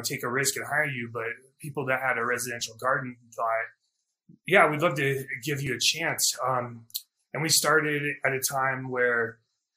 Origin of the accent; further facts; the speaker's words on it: Durango, Colorado, United States; I grew up in Durango, Colorado